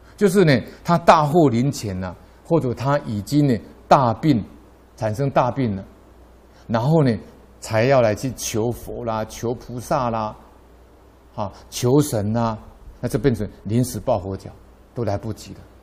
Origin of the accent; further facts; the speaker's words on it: Taiwan; 我们台湾人